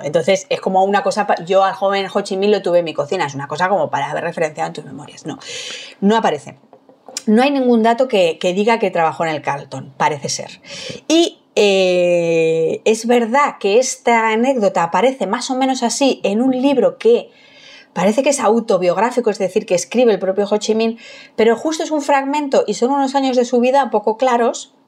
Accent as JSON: {"language": "Spanish", "town": "Madrid", "region": "Community of Madrid", "country": "Spain", "said": "yo soy de Madrid de, suburbio, de, de, barrio obrero."}